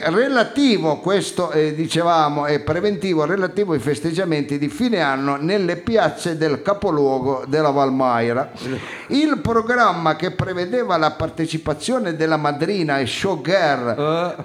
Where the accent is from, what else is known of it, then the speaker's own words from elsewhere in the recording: Turin, Piedmont, Italy; Io sono di Torino